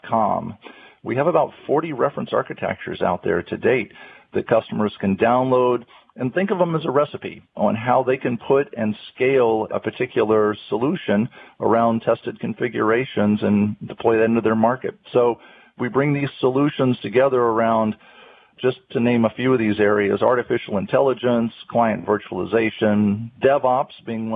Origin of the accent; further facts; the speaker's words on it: North Carolina, United States; I'm a native of North Carolina, born and raised in North Carolina